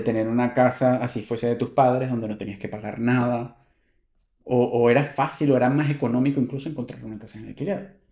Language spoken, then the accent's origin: Spanish; Acarigua, Portuguesa, Venezuela; moved away as an adult; also born or lived in Coro, Venezuela / Jerez de la Frontera, Spain; now in Spain; Yo nací en Venezuela, me crié, estudié en Venezuela. Y después de los 28 años, es que estoy viviendo aquí.